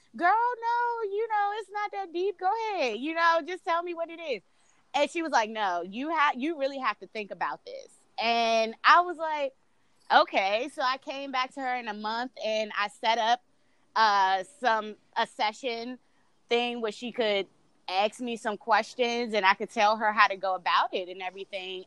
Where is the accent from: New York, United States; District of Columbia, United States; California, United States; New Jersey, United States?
District of Columbia, United States; Washington; I'm originally from DC, born and raised